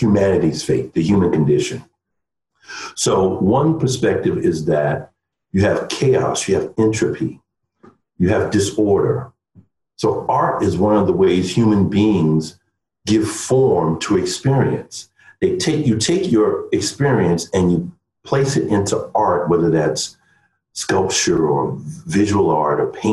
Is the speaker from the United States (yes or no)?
yes; New York City, New York, United States; as a New Yorker. That's another aspect of my identity. I grew up around Polish, Irish, Italians, Jews.